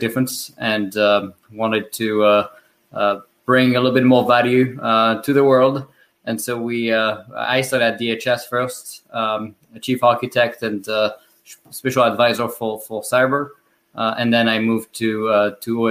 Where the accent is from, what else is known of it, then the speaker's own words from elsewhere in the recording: France; accent: French; English is a second language; moved away as an adult; now in United States; with my French accent that I was not born in the US and I moved here 10 years ago